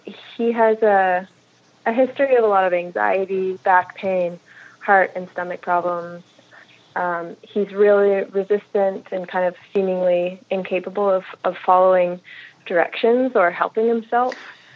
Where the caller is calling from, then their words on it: Montreal, Quebec, Canada; I'm calling from Montreal, Canada.